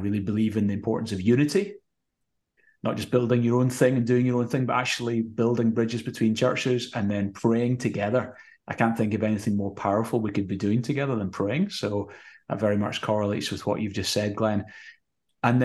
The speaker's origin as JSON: {"language": "English", "town": "Glasgow", "region": "Scotland", "country": "United Kingdom", "tie": "born or raised there", "lives_now": "Edinburgh, United Kingdom", "said": "Grew up in Glasgow, became a Christian when I was 15. Moved to Edinburgh when I was 21"}